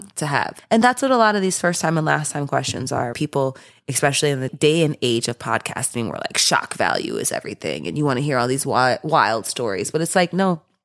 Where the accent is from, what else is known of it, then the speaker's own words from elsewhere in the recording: Midwest, United States; I'm from the Midwest.